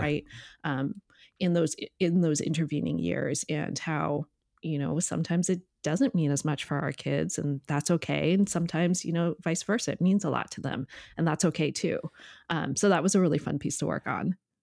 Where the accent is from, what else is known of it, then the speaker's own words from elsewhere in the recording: Connecticut, United States; I grew up in Connecticut